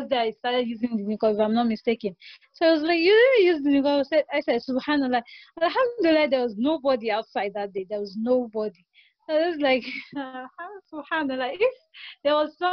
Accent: Nigeria; I'm from Nigeria

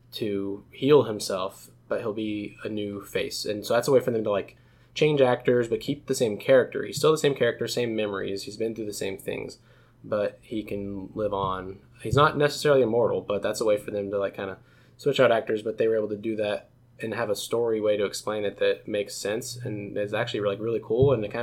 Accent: United States; as an American

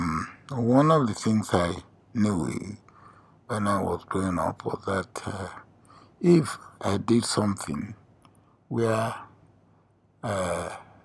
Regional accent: Nigeria; I was a village boy, born in a village

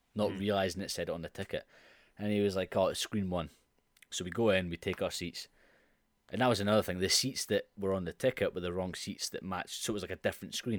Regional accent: Scotland, United Kingdom; as a Scot

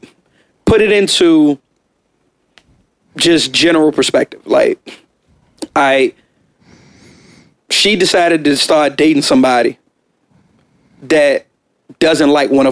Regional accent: West Coast, United States; I'm from the West Coast

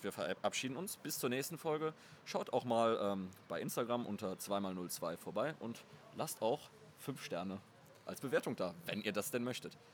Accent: Cologne, North Rhine-Westphalia, Germany; wir beide als Nord- und Ostkölner sind ja, äh, nicht hier gebürtige Südstädter.

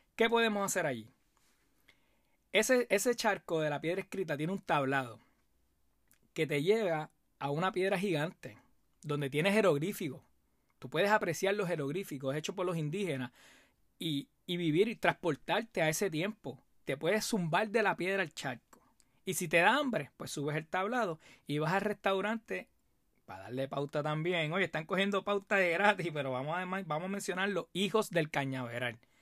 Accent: Puerto Rico; como buen puertorriqueño

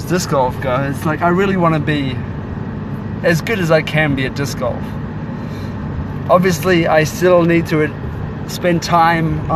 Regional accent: New Zealand; moved away as an adult; also born or lived in Germany; now in Columbia, United States; I currently live in Columbia, Missouri, but I grew up in New Zealand. My parents moved there from Germany when I was just a baby

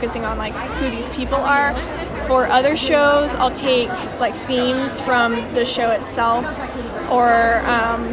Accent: Colorado, United States; moved away as an adult; also born or lived in Texas; now in Waco, United States; I am from Colorado. But, you know, I've been in Texas for the past 3.5 years

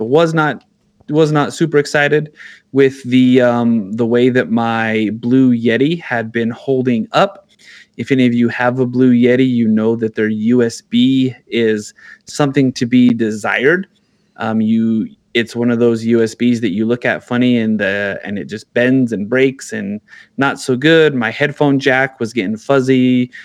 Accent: New Mexico, United States; I'm from New Mexico

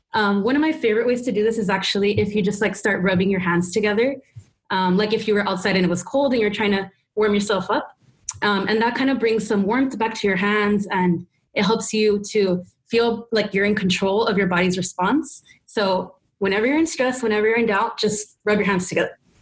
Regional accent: Texas, United States; I grew up in Texas

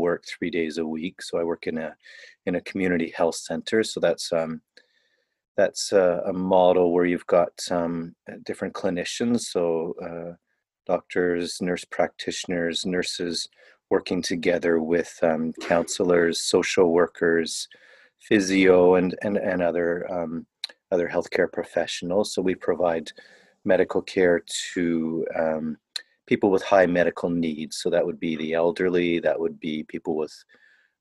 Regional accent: Niagara region, Southern Ontario, Canada; moved away; also born or lived in Toronto / Southern Africa / China / India; So I was born in Ontario, Southern Ontario. I grew up in the Niagara region

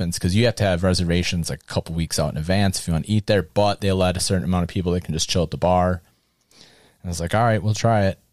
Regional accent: Wisconsin, United States; oh, Wisconsin

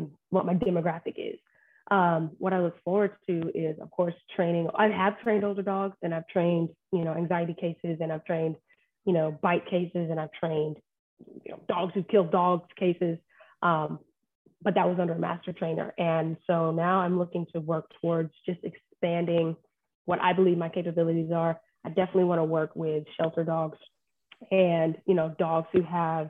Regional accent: Warner Robins, Georgia, United States; moved away as an adult; also born or lived in Phoenix, Arizona; Born and raised in Warner Robins. I'm a military kid.

